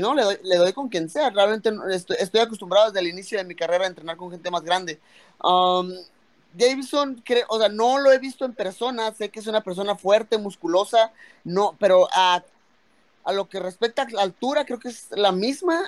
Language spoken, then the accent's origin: Spanish; Mexico; soy mexicano